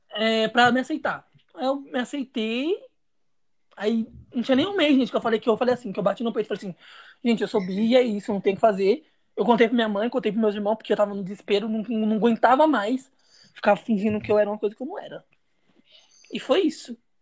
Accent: São Paulo, Brazil; sou de São Paulo

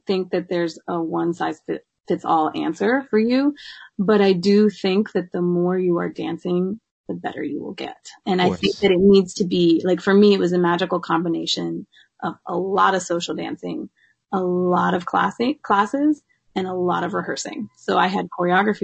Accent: Chapel Hill, North Carolina, United States; moved away as an adult; now in New York, United States; growing up in North Carolina

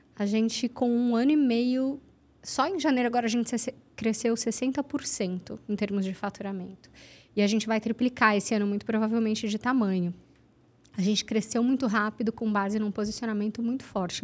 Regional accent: Santos, São Paulo, Brazil; Santos, eu sou de Santos

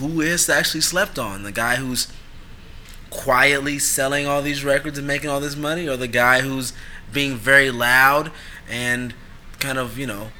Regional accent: Oakland, California, United States; We're both from Oakland.

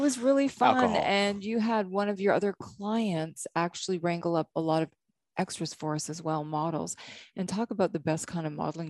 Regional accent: Canada; now in Hilton Head, United States; I was from Canada.

